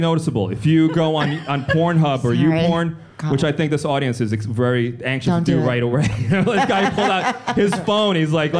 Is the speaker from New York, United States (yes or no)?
yes; New York City, New York, United States; because I grew up in the South Bronx. And I was the only white kid in my school.